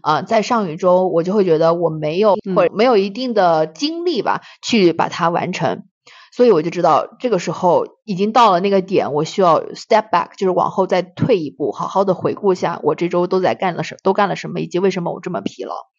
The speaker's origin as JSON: {"language": "Chinese", "country": "China", "tie": "born or raised there", "moved": "as an adult", "lives_now": "United States", "said": "我们在中国长大"}